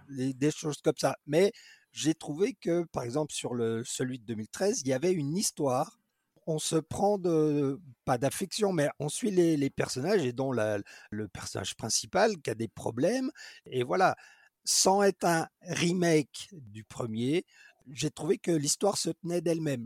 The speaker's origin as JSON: {"language": "French", "town": "Dijon", "region": "Bourgogne-Franche-Comté", "country": "France", "also_born_or_lived": "England", "said": "je suis originaire de Dijon"}